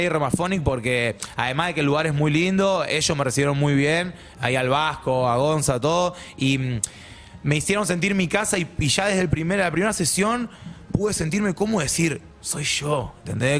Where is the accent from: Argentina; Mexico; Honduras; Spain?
Argentina; soy bien argentino